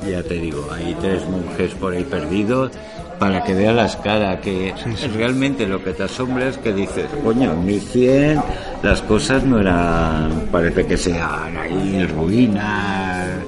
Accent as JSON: {"language": "Spanish", "region": "Catalonia", "country": "Spain", "said": "Yo soy catalán"}